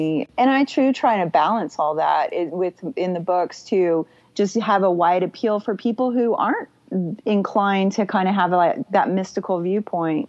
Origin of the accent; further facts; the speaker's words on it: Texas, United States; I'm from Texas